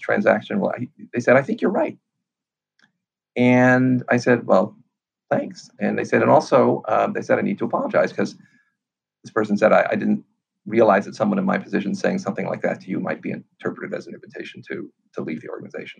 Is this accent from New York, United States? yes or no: yes; New York City, New York, United States; I grew up on the Lower East Side of Manhattan when it was a dump.